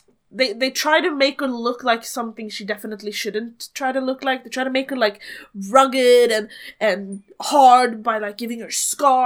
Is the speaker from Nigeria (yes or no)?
no; Sweden; English is a second language; most Swedish people, we study English from like an early age.